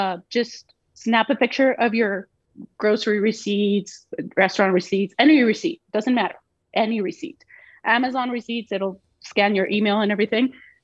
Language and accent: English; Mexico; now in United States; I'm Mexican. I'm a U.S. citizen, but I was born and raised in Mexico.